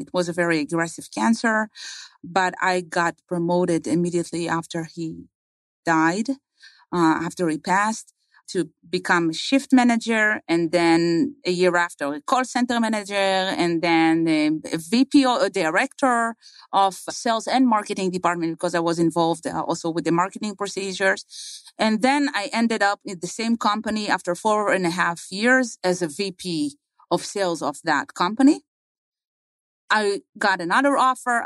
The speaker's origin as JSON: {"language": "English", "country": "Israel", "tie": "born or raised there", "moved": "yes", "said": "I was born and raised in Israel."}